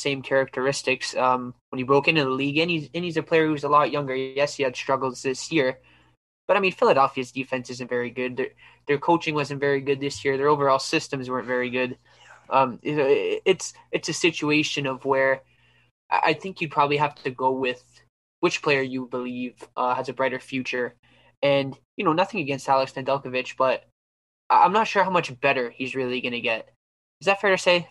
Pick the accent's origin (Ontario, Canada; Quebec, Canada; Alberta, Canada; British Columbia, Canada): Ontario, Canada; Ottawa; I'm from Ottawa